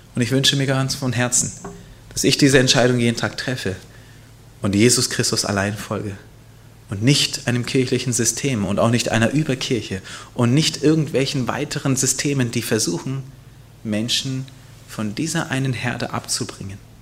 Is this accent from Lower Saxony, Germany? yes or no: yes; Hanover, Lower Saxony, Germany; Hannover, mein Geburtsort.